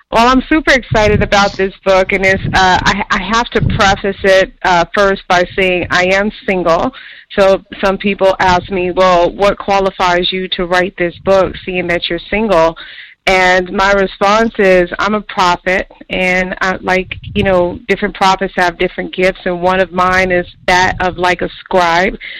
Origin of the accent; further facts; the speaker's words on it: New York, United States; moved away; I'm from New York